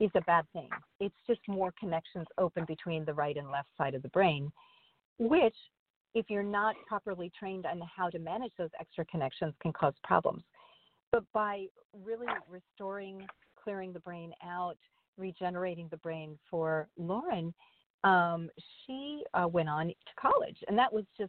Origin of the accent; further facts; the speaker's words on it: Minnesota, United States; I was born in Minnesota